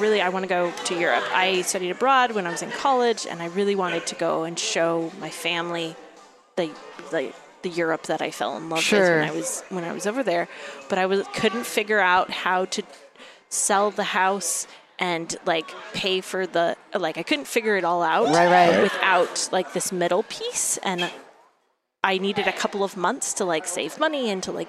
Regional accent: Seattle, Washington, United States; moved away; I'm from Seattle. Okay. Born and raised. Both my husband and I were born and raised in the Seattle area

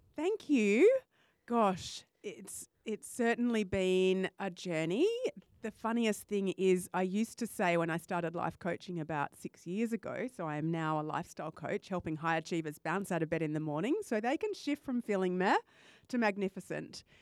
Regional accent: Perth, Western Australia, Australia; I was born in Perth and came back

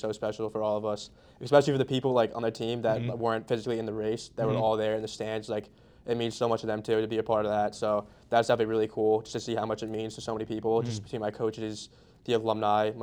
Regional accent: Mercer County, New Jersey, United States; We're two from the Mercer County, both of us

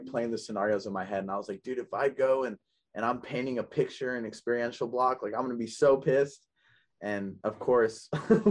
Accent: Oakland, California, United States; I grew up in Oakland, California. I grew up in the Bay Area

